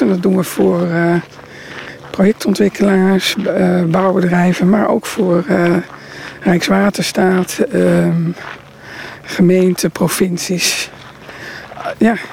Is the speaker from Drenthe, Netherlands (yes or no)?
yes; Roden, Drenthe, Netherlands; also born or lived in Groningen; ik ben geboren in Groningen en opgegroeid in Rode, Noord-Drenthe